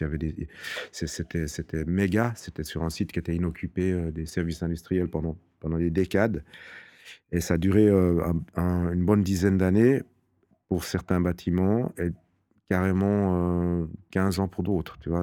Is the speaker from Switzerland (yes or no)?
yes; Fribourg, Switzerland; je suis fribourgeois, je suis né à Fribourg